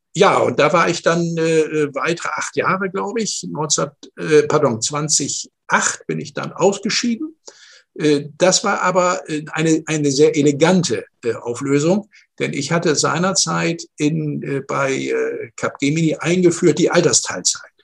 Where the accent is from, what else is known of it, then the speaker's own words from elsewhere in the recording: Northern Germany, Germany; moved away as an adult; also born or lived in Stuttgart; Ich komme aus dem Norden äh, Deutschlands